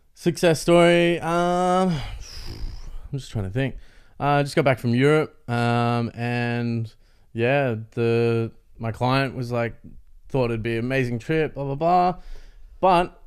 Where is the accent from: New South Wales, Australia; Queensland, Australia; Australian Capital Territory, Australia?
Australian Capital Territory, Australia; Canberra; moved away; also born or lived in Melbourne; I grew up in Canberra